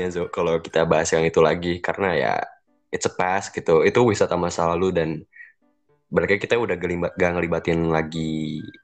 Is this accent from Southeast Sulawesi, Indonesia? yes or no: no; Bandung, West Java, Indonesia; itu kan lingkungan gue kan masih Bandung-Bandung lagi gitu belum keluar ke sana sini gitu